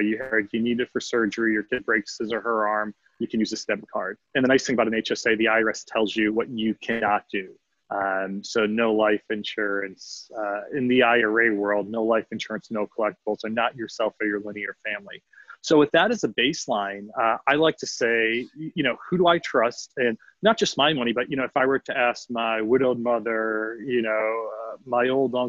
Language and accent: English; Northeast, United States; I grew up in the Northeast and was all big company, one of which was GE Capital.